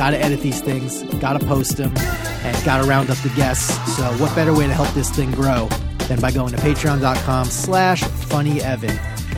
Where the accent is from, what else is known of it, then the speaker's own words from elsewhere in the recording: Long Island, New York, United States; Neither. And I'm from Long Island, so that's, we're lucky people.